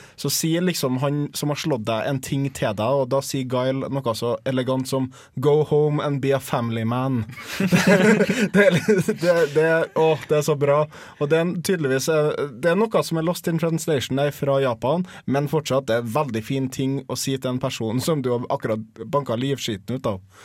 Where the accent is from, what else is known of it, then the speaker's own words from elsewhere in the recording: Trondheim, Trøndelag, Norway; also born or lived in Tromsø; jeg flytta tilbake til Trondheim fra Tromsø. Eh, for at jeg bodde i Tromsø i tre år